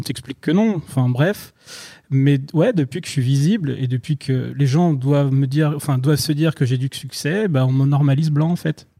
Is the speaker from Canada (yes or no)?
no; France; moi qui suis français